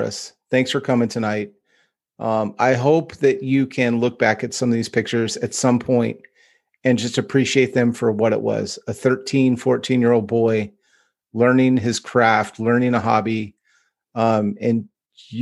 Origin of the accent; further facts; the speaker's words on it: Northern California, United States; growing up in Northern California